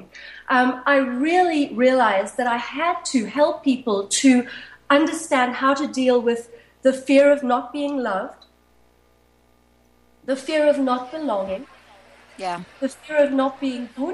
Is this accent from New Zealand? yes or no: no; Zimbabwe; when I was 5 or 6 growing up in Zimbabwe. It was then Rhodesia.